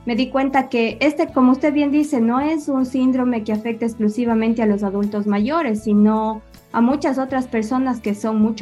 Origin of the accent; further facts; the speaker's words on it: Ecuador; yo soy estudiada en Ecuador, yo soy nacida y criada en Ecuador, yo hice mis estudios universitarios en la Universidad de Cuenca.